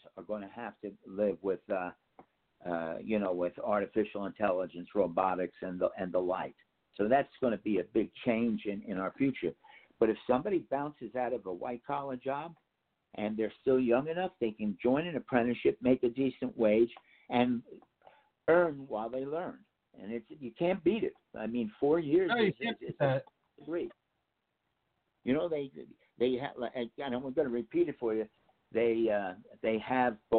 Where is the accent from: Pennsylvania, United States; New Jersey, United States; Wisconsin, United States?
New Jersey, United States; Ridgefield; my hometown of Richfield